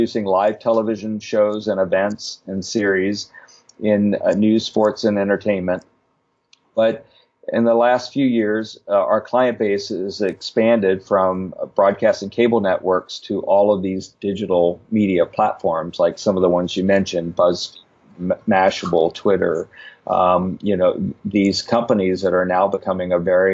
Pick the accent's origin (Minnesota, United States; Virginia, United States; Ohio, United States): Virginia, United States; Richmond; moved away as an adult; also born or lived in Washington, D.C.; where I grew up in Richmond